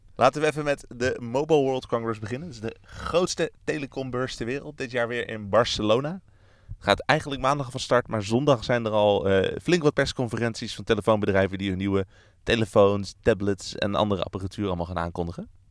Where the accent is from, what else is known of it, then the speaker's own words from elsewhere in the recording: Netherlands; waar wij als Nederlanders niet heel erg naar uit hoeven te kijken